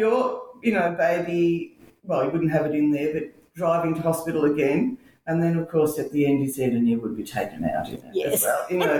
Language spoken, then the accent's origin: English; Healesville, Victoria, Australia; I grew up in Healesville, born here in 1961